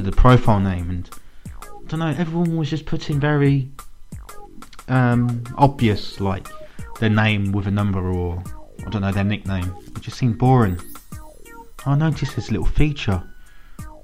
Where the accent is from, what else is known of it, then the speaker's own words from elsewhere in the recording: England, United Kingdom; I'm English.